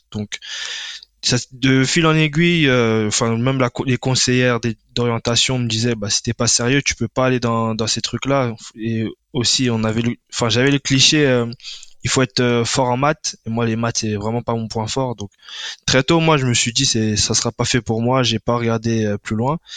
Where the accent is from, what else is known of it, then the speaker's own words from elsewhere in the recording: Paris suburbs, Île-de-France, France; moved away as an adult; now in Sweden; j'ai 30 ans. Donc moi je suis originaire de, originaire de banlieue parisienne.